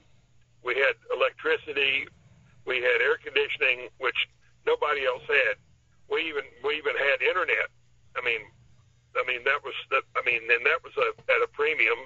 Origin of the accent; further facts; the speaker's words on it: Panama City, Florida, United States; I was born and raised in Panama City